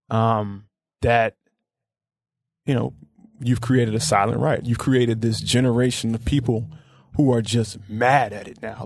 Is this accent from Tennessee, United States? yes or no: yes; Memphis, Tennessee, United States; I grew up in Orange Mound